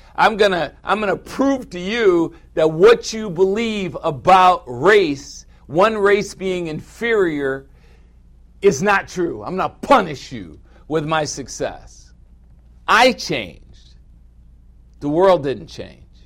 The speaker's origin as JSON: {"language": "English", "country": "United States", "said": "I am an American"}